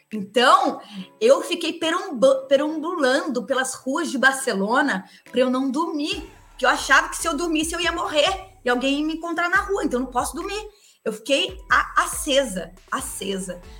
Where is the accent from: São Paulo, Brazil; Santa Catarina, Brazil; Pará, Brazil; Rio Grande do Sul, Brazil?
São Paulo, Brazil; interior of; sou do interior de São Paulo